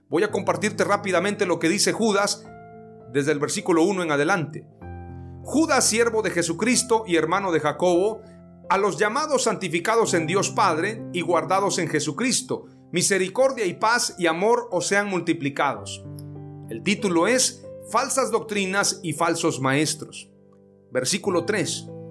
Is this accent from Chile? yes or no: no; Mexico; yo crecí en una iglesia pentecostal, la más antigua en México